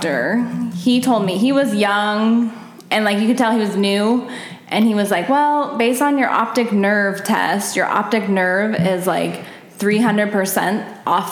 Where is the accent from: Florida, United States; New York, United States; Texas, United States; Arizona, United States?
Arizona, United States; Scottsdale; also born or lived in Omaha, Nebraska; my parents moved to Scottsdale when I was 3 years old. So I grew up in Scottsdale